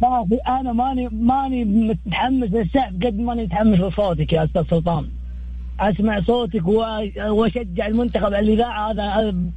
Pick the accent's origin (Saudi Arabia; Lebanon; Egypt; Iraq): Saudi Arabia; Riyadh, Riyadh Province; من الرياض من العاصمه الحبيبه